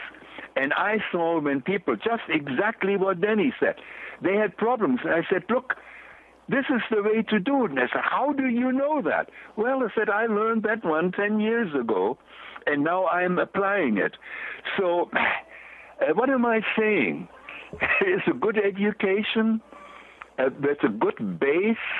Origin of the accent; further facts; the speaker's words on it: Germany; moved away as an adult; I'm from Germany, a Class A machinist. I was 3.5 years an apprentice